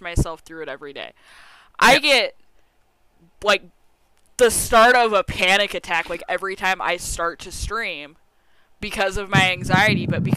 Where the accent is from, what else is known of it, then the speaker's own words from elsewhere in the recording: United States; I'm fucking American.